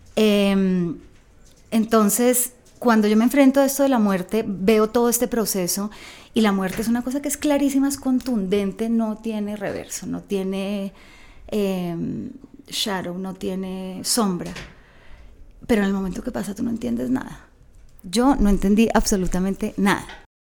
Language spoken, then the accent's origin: Spanish; Bogotá, Colombia; moved away as an adult; yo me crié en Bogotá